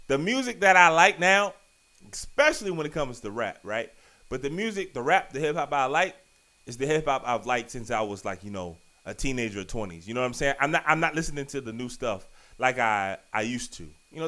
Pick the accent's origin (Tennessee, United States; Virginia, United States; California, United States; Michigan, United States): Virginia, United States; Richmond; also born or lived in Maryland; now in Washington, D.C., United States; I live in D.C., the Maryland area. I was born in Richmond